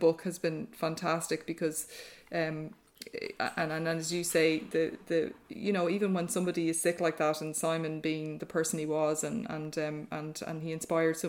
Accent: Ardee, County Louth, Ireland; now in Greystones, Ireland; my dad was a GP in RD. And so I grew up with, there were six kids in my family

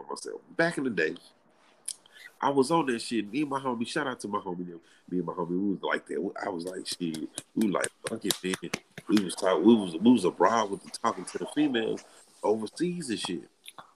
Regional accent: United States; born or raised there

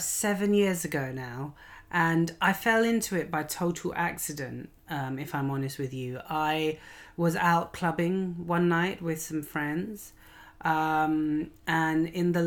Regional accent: Lahore, Punjab, Pakistan; I mean, I am a Lahori if I'm from Lahore

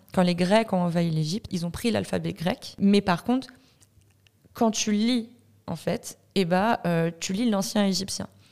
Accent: France; moved away as an adult; also born or lived in Iran (ancestry); now in Montreal, Canada; je viens de France, je suis d'origine iranienne. je me suis expatriée à Montréal il y a un an maintenant

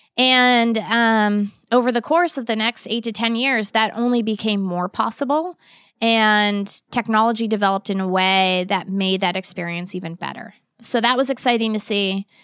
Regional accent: Boston, Massachusetts, United States; moved away as an adult; also born or lived in Virginia; I grew up in the Boston area

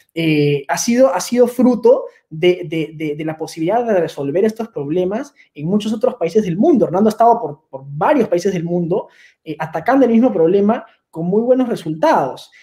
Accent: Peru; nosotros los peruanos

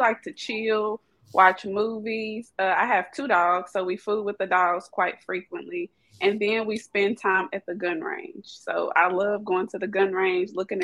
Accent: Kentucky, United States; moved away; I'm a country girl. I'm originally from Kentucky

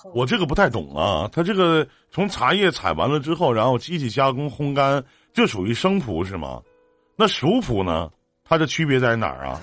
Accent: Northeast China, China; 我们在这个东北这边呢

